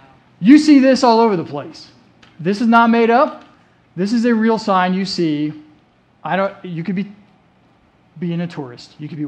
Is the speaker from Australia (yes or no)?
no; Germany; You know, growing up, I grew up in Germany. And I was with my dad a lot, whether he was wearing his army uniform